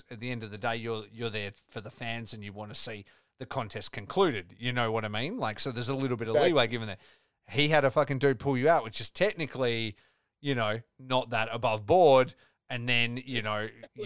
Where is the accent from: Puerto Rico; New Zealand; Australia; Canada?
Australia; I'm Australian